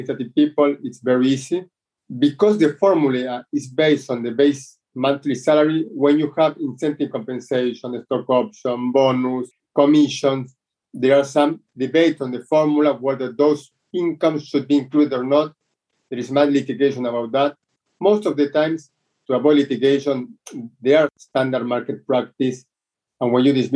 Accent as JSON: {"language": "English", "country": "Argentina"}